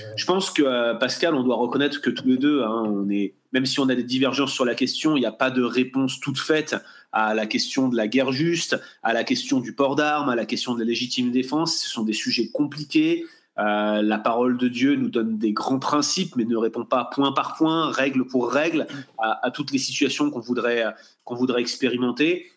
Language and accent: French; France; en tant que Français